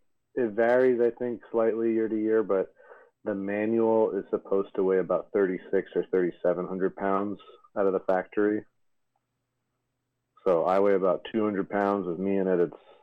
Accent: New York, United States; now in Los Angeles, United States; Based out of Los Angeles. I'm from New York originally.

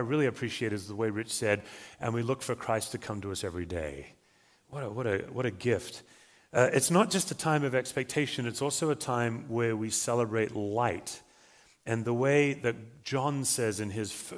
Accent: Australia; now in Colorado, United States; I'm an Australian, as you can probably tell, but I do live in Colorado

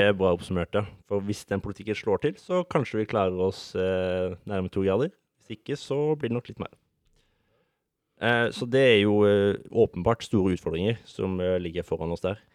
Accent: Sørlandet, Norway; now in Oslo, Norway; Jeg er ikke fra Oslo, jeg er fra det glade Sørland

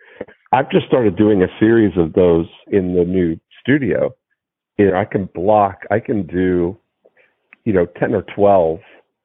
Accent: Toronto, Ontario, Canada; my growing up in Toronto, in the GTA

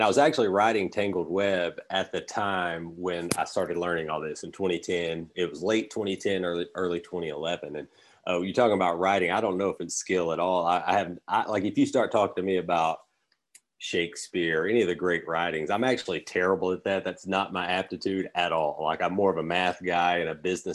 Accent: Alabama, United States; also born or lived in Los Angeles; where I'm from Alabama

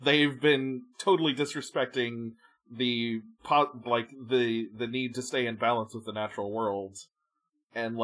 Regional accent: United States; As an American

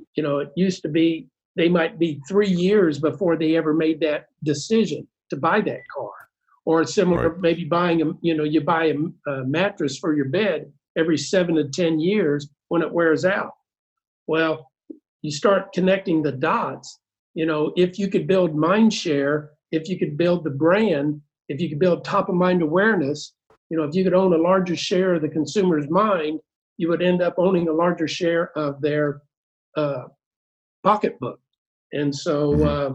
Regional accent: Cape Girardeau, Missouri, United States; we grew up in uh, Cape Girardeau

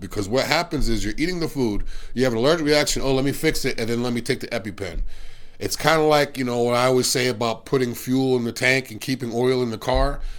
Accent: Massachusetts, United States; I'm from Massachusetts as well

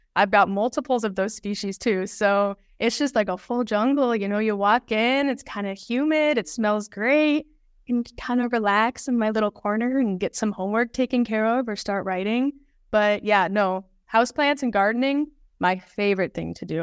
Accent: Des Moines, Iowa, United States; I grew up in Des Moines

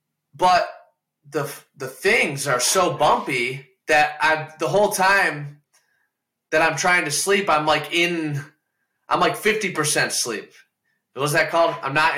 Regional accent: Toledo, Ohio, United States; I'm from Toledo, Ohio. So we'll be back in Toledo in like a year and a half or so.

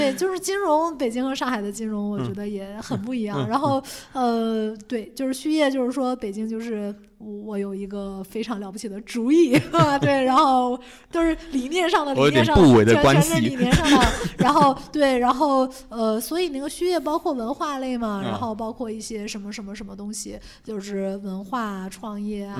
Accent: Beijing, China; now in Shanghai, China; 因为当时从北京来嘛，他说：“哎呀，你们北京人志志气大呀

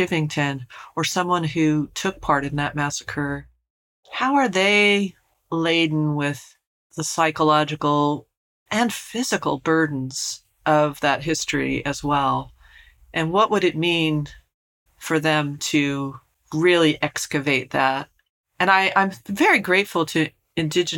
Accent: Colorado, United States; where I grew up in Colorado.

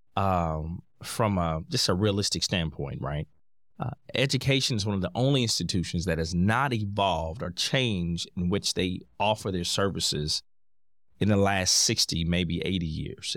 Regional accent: Indianapolis, Indiana, United States; I'm born and raised in Indianapolis, Indiana

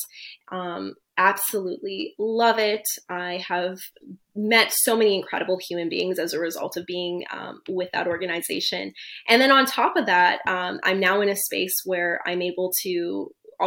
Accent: East Coast, Canada; moved away as an adult; now in Toronto, Canada; I'm from the East Coast originally. I'm now located in Toronto, but I'm originally from the East Coast.

